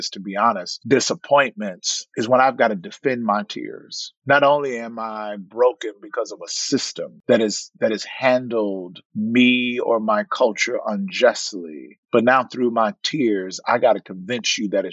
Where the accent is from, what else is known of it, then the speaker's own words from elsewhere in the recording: the South, United States; now in Monrovia, United States; I'm from the South. We ate catfish with bones